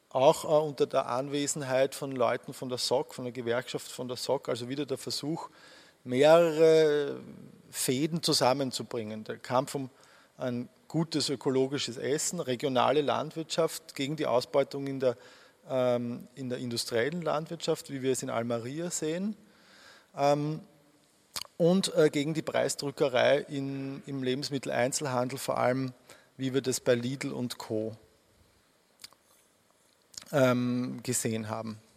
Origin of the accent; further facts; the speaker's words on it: Austria; Ich bringe die zwei immer durcheinander als Österreicher.